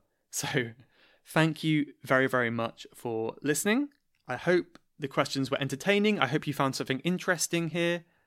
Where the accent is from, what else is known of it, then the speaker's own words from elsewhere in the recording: Cornwall, South West England, United Kingdom; now in London, United Kingdom; I am from Cornwall